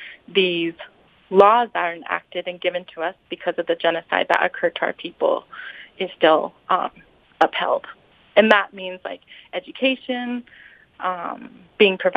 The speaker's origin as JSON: {"language": "English", "town": "Albuquerque", "region": "New Mexico", "country": "United States", "tie": "born or raised there", "said": "I grew up in Albuquerque, New Mexico, but my family is from the reservation 2 hours north of Albuquerque"}